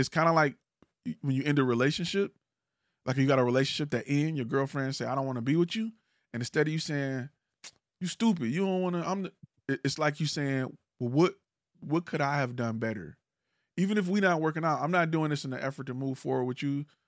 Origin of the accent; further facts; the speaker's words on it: Detroit, Michigan, United States; I'm from Detroit